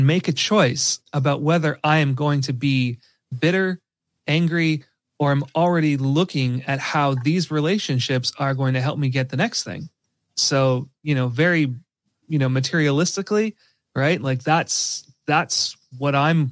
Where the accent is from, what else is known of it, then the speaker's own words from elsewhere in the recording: Canada; I'm Canadian